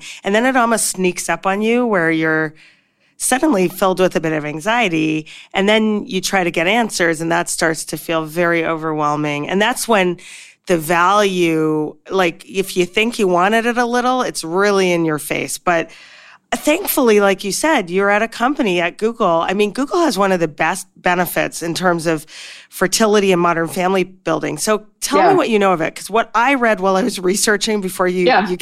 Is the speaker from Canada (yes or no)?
yes; Canada; now in United States; I'm originally from Canada